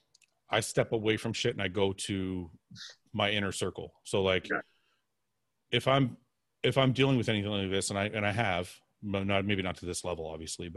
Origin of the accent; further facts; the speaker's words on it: Canada; we're from Canada